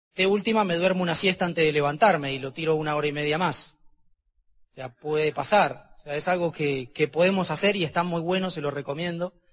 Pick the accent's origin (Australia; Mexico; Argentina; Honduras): Argentina; Porque soy argentino